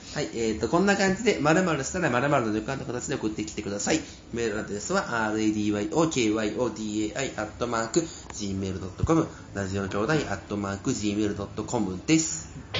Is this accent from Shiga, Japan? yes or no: yes; Shiga, Japan; 特に滋賀はねうちの地元は